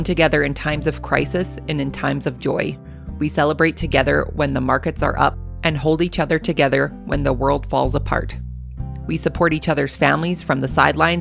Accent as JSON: {"language": "English", "country": "Canada", "accent": "Canadian", "said": "my Canadian accent"}